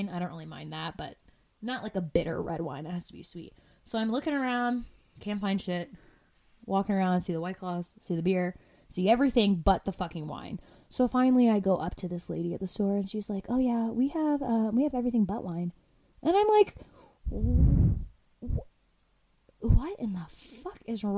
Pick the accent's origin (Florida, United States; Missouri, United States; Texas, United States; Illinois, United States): Florida, United States; moved away; I'm from the East Coast, right? From Florida